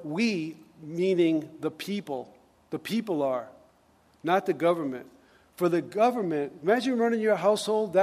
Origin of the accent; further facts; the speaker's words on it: United States